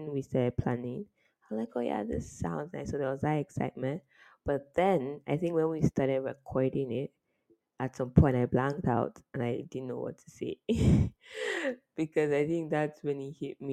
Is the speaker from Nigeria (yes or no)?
yes; Nigeria; As a Nigerian that I am